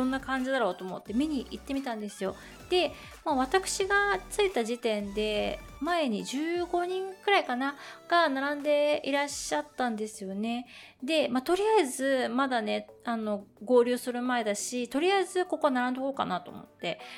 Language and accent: Japanese; Tokyo, Japan; まあ私東京生まれ東京育ちなんですけれども